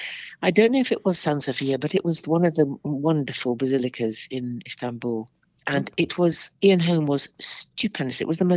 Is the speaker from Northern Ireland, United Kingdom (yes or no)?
yes; Northern Ireland, United Kingdom; which I love the North because I'm Northern Irish, really.